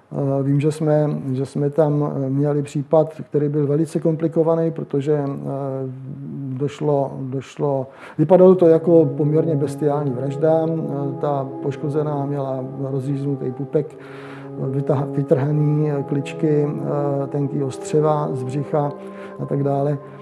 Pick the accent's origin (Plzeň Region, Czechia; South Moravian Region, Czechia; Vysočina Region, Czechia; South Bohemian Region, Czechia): Vysočina Region, Czechia; Jihlava; also born or lived in Prague; Já jsem původem z Jihlavy